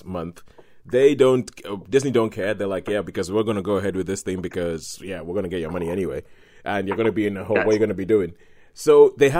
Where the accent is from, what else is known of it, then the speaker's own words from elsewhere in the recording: Nigeria; As a Nigerian and as a Christian